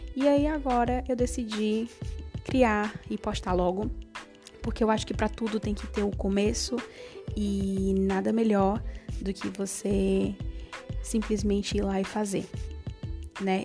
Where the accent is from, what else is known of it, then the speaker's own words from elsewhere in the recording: Fortaleza, Ceará, Brazil; eu moro atualmente em Fortaleza, eu nasci aqui em Fortaleza é, sou cearense, raiz